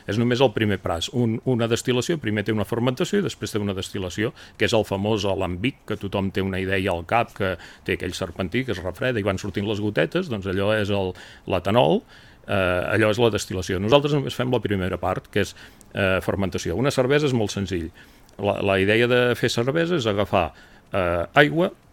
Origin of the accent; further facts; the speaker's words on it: Girona province, Catalonia, Spain; com a gironins